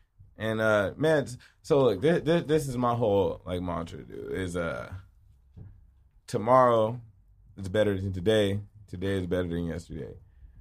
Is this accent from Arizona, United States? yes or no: yes; Phoenix, Arizona, United States; now in Tempe, United States; I live in Tempe now, but I'm from Phoenix